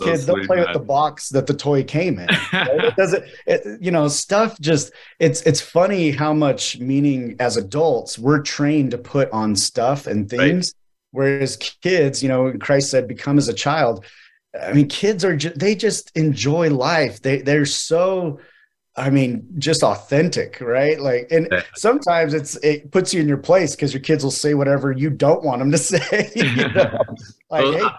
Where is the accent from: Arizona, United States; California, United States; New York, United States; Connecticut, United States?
Arizona, United States; Mesa; I was born in Mesa, Arizona